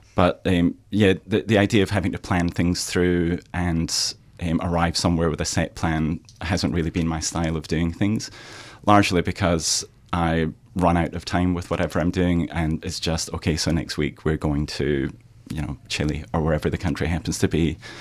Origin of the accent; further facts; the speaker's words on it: Scotland, United Kingdom; moved away as an adult; now in Australia; I'm from Scotland